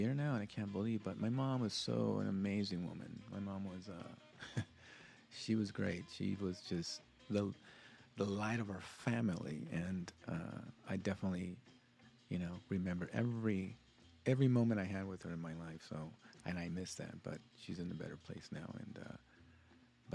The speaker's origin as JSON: {"language": "English", "town": "South Gate", "region": "California", "country": "United States", "tie": "born or raised there", "also_born_or_lived": "Lynwood, California", "said": "as a Latino and, you know, growing up in Southgate and, you know, Linwood, knowing this area"}